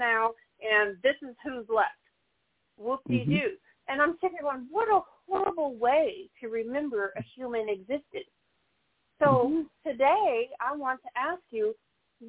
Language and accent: English; the South, United States; also born or lived in Missouri; I'm from the South